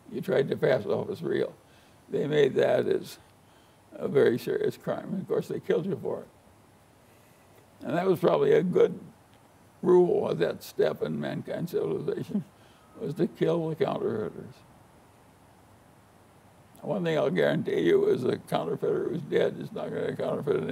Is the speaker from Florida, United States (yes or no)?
no; Omaha, Nebraska, United States; little boy growing up in Omaha